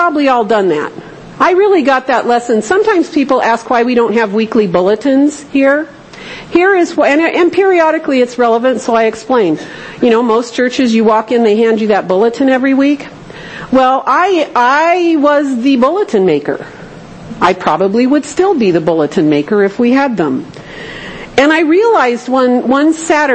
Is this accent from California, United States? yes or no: yes; Southern California, United States; I grew up in Southern California